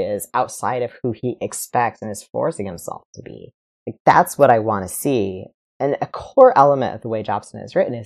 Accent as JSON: {"language": "English", "region": "West Michigan", "country": "United States", "tie": "born or raised there", "said": "I grew up in West Michigan as a very Christian Reformed Calvinist child"}